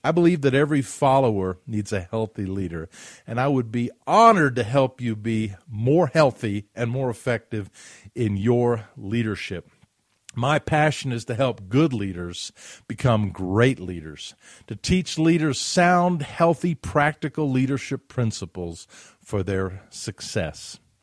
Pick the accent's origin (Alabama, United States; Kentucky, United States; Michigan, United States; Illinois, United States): Alabama, United States; Huntsville; my neighborhood where I grew up in Huntsville, Alabama